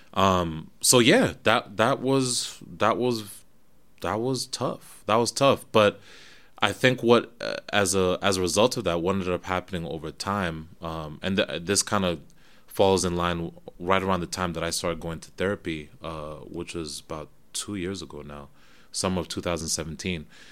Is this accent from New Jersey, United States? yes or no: yes; New Jersey, United States; moved away as an adult; also born or lived in Florida / Kenya (ancestry); now in New York, United States; Grew up in Jersey, went down to college in Florida